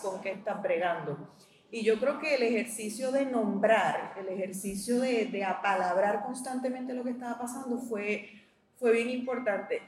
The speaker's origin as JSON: {"language": "Spanish", "country": "Puerto Rico", "said": "nosotros como puertorriqueños"}